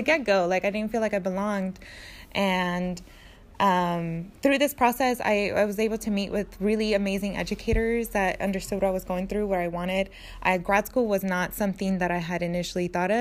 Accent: Napa, California, United States; also born or lived in Mexico; I grew up in Napa

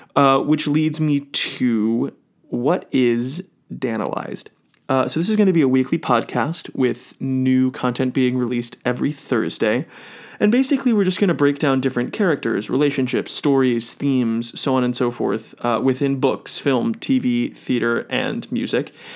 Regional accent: Cleveland, Ohio, United States; now in New York City, United States; I'm originally from Cleveland, Ohio.

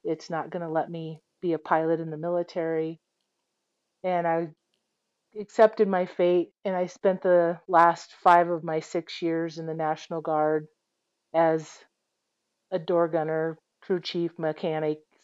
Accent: Iowa, United States; I grew up in Iowa

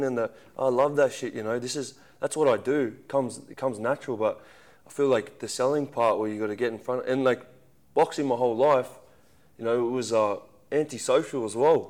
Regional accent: Central Coast, New South Wales, Australia; I'm a kid from the Central Coast

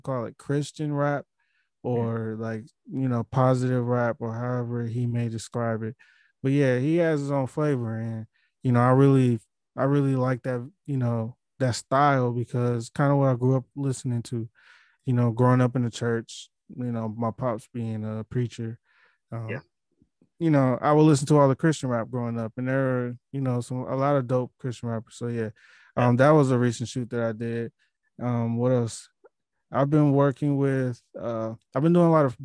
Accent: Milwaukee, Wisconsin, United States; I'm from a place like Milwaukee

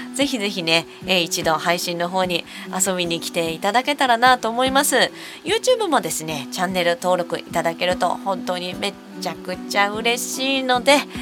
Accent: Osaka, Japan; 私の地元大阪のイベントですね

